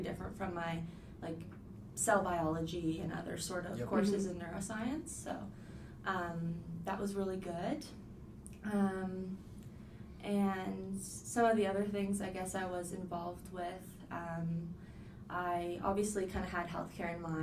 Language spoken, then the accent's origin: English; Halifax, Nova Scotia, Canada; I was born and raised in Halifax